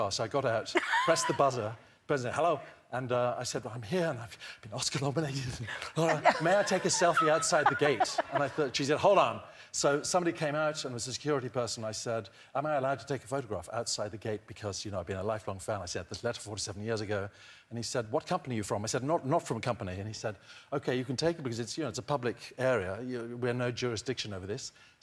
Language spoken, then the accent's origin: English; Eswatini; when I was growing up in Swaziland, which is the smallest country in the Southern Hemisphere